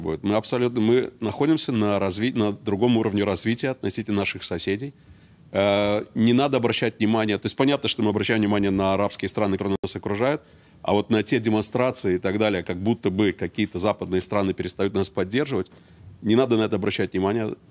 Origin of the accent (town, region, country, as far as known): Israel